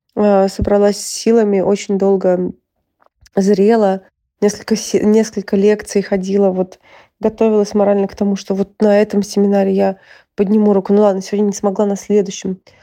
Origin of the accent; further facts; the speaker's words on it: Saint Petersburg, Russia; now in Germany; Из Петербурга